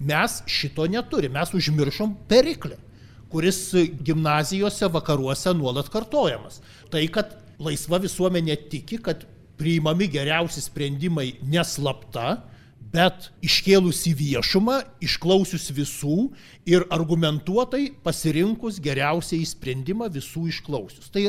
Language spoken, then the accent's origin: Lithuanian; Lithuania